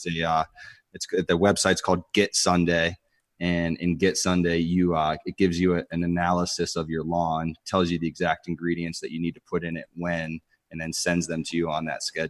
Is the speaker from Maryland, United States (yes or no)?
no; Pittsburgh, Pennsylvania, United States; born there; Yeah, I was born in Pittsburgh, so I'm a big Steelers fan.